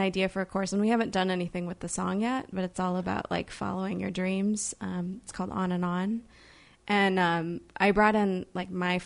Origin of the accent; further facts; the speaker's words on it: Edwardsville, Illinois, United States; now in Chicago, United States; I'm originally from, it's a small town called Edwardsville, but it's near St. Louis. It's still in Illinois.